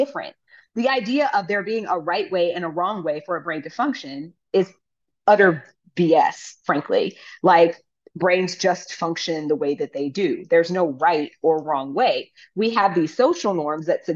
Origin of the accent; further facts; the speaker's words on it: United States; as an American who has lived abroad